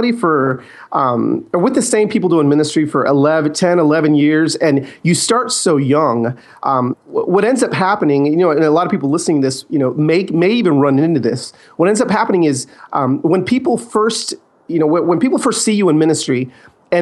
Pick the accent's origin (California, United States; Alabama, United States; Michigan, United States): California, United States; Los Angeles; I was born in East LA and, that's kind of where my family is from. My dad planted a church there in the 70s